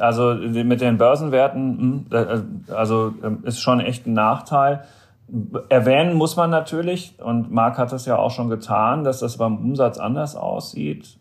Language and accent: German; Germany; als Deutscher